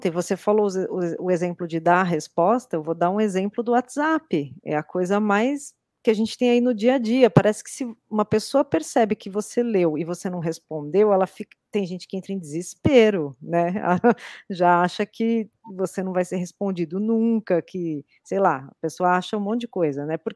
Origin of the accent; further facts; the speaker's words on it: São Paulo, Brazil; Eu sou acelerada, tá bom? Eu sou é paulista, né? A gente aqui em São Paulo